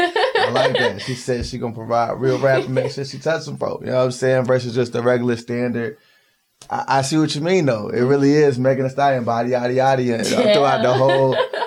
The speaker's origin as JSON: {"language": "English", "town": "Greensboro", "region": "North Carolina", "country": "United States", "said": "I'm from Greensboro."}